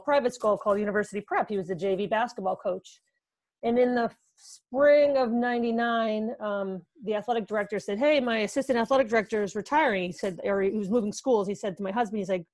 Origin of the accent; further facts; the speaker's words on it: Milford, Connecticut, United States; also born or lived in New York City; I grew up in Connecticut, the southern part of Connecticut, a town called Milford